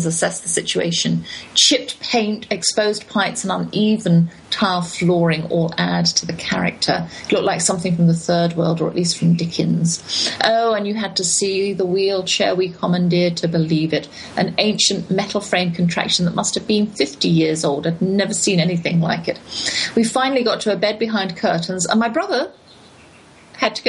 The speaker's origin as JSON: {"language": "English", "country": "United Kingdom", "moved": "as an adult", "lives_now": "United States", "said": "my legality in America as a British citizen"}